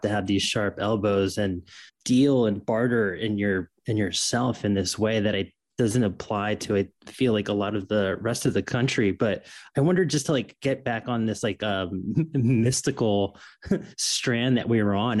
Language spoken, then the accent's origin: English; Florida, United States; moved away; also born or lived in New York; And I grew up in Florida. I'm from New York